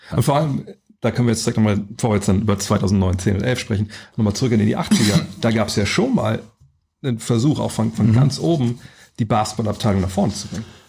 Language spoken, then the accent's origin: German; Lower Saxony, Germany; ich komme aus Niedersachsen